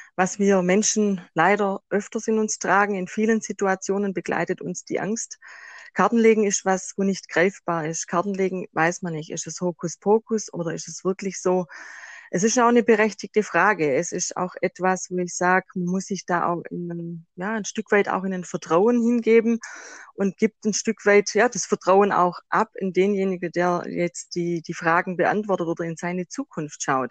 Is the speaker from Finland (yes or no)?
no; Swabia, Germany; accent: Swabian; Ich komme aus dem Schwabenland, das hört man wahrscheinlich auch raus